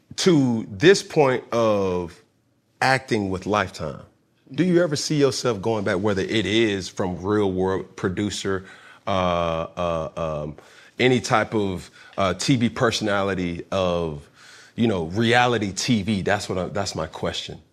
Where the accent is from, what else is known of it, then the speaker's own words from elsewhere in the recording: College Park, Georgia, United States; I'm just from Cali Park